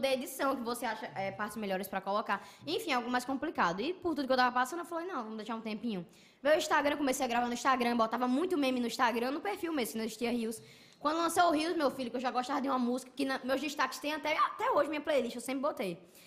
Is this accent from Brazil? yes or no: yes; Parnamirim, Rio Grande do Norte, Brazil; nasci em Parnamirim, nordestino e tal